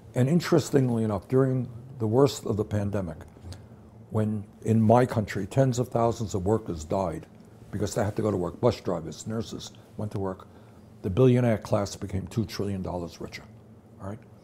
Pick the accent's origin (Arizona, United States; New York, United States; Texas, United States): New York, United States; New York City; I grew up in Brooklyn, New York